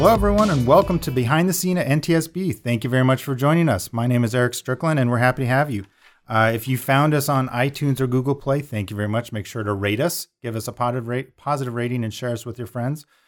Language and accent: English; Montana, United States; I'm originally from Montana